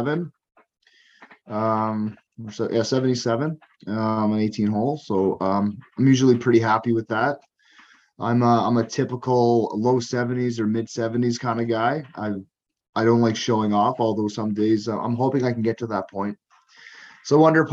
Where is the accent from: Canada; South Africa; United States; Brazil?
Canada; Cape Breton, Nova Scotia; moved away as an adult; now in Alberta, Canada; I grew up in Cape Breton, Nova Scotia, in a small community.